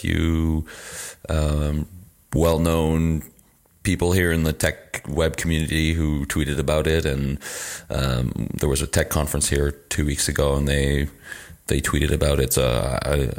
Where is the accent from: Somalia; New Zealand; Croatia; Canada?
Canada; now in Lille, France; I'm a Canadian user experience designer and developer and based in Lille, France